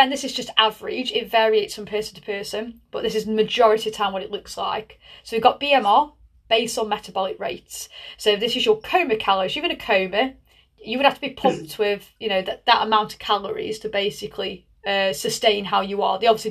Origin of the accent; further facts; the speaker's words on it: Tunstall, West Midlands, United Kingdom; I'm from Tunstall.